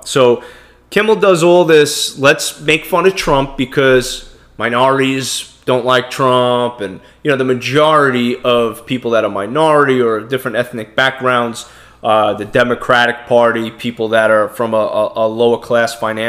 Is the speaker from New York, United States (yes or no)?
yes; New York City, New York, United States; I'm born in America. I'm from Brooklyn, New York. I have an accent.